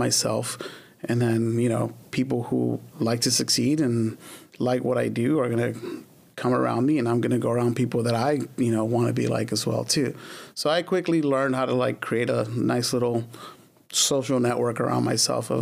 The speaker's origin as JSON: {"language": "English", "town": "Los Angeles", "region": "California", "country": "United States", "tie": "born or raised there", "also_born_or_lived": "Glendale, California"}